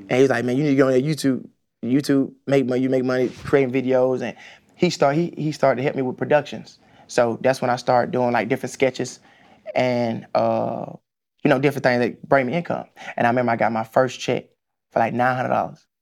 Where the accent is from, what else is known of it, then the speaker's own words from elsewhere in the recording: Atlanta, Georgia, United States; growing up on the East Side, man, Boulder Crest, Gresham, I played at Gresham Park